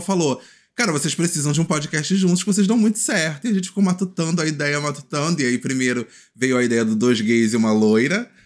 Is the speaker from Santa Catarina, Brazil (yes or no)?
no; Rio de Janeiro, Brazil; moved away as an adult; now in Niterói, Brazil; eu venho do Complexo do Alemão, atualmente eu moro em Niterói